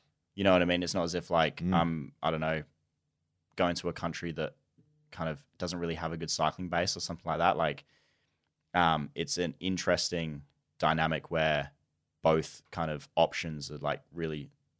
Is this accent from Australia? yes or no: yes; Australia; So like I'm Australian.